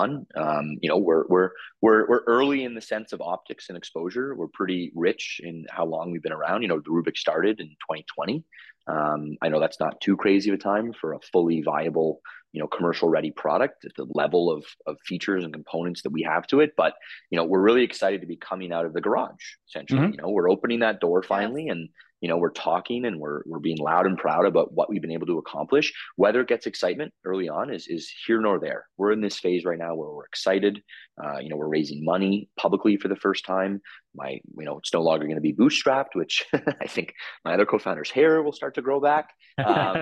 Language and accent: English; Toronto, Ontario, Canada; moved away as an adult; now in Calgary, Canada; I'm from Toronto, born and raised.